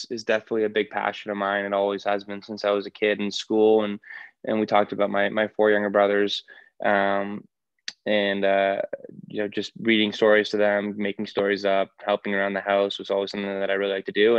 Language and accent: English; Toronto, Ontario, Canada; I grew up in Toronto, obviously a very big hockey city